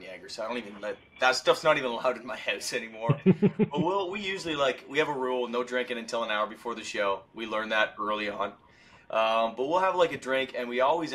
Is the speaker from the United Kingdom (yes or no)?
no; Canada; moved away as an adult; now in Tennessee, United States; Being a Canadian guy